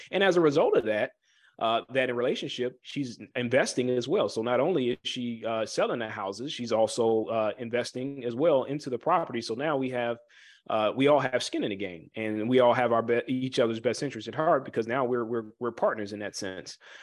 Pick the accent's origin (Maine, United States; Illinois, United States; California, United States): Illinois, United States; Chicago; I am from the Chicagoland area.